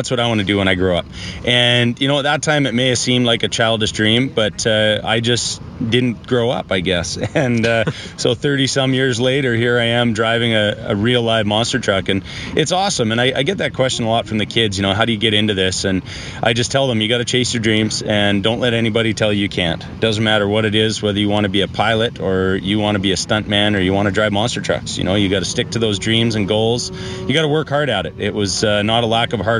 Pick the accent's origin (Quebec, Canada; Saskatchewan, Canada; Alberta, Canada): Alberta, Canada; Calgary; moved away; Born in Calgary.